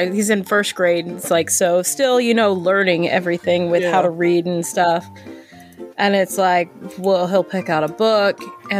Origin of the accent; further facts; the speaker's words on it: Philadelphia, Pennsylvania, United States; I grew up in Philly.